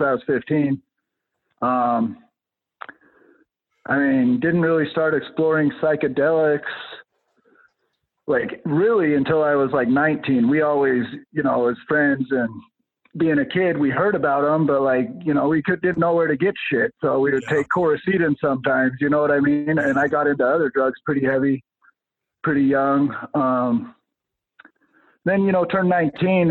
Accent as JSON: {"language": "English", "town": "Roosevelt", "region": "Utah", "country": "United States", "tie": "born or raised there", "said": "I grew up out there in the Uinta Basin."}